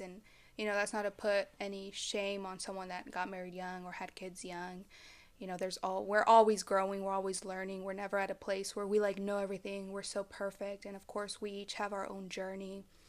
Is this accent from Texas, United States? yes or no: yes; Dallas, Texas, United States; I am from the Dallas, Fort Worth area.